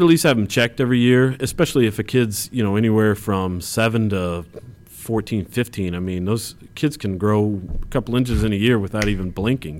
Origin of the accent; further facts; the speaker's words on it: Champaign, Illinois, United States; I grew up in Champaign, uh, Illinois